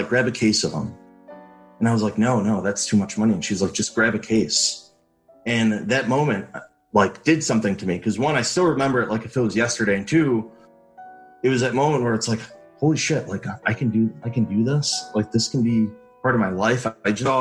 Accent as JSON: {"language": "English", "town": "Chicago", "region": "Illinois", "country": "United States", "tie": "born or raised there", "moved": "as an adult", "said": "growing up in Chicago, it's very diverse"}